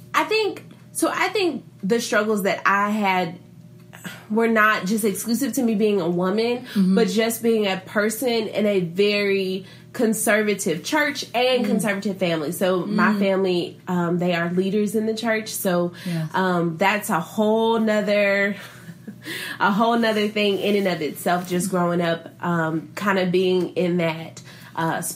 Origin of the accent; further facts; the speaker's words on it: Mississippi, United States; I am from Mississippi, born and raised